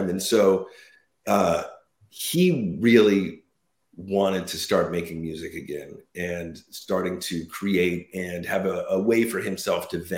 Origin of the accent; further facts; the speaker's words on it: West Coast, United States; now in New Jersey, United States; I'm in New Jersey now. We're both from the West Coast, but Mark's in New York now.